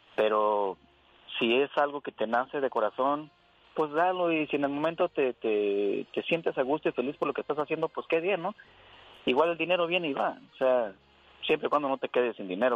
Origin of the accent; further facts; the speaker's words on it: Durango, Mexico; now in United States; México, soy de Durango